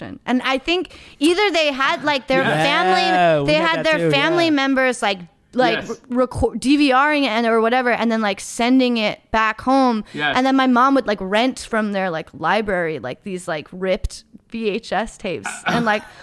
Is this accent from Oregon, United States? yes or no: yes; Eugene, Oregon, United States; where I grew up in Eugene, Oregon